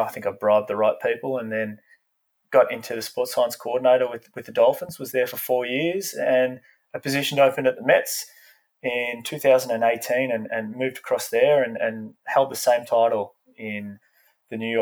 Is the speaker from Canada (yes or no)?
no; Australia; moved away as an adult; growing up in Australia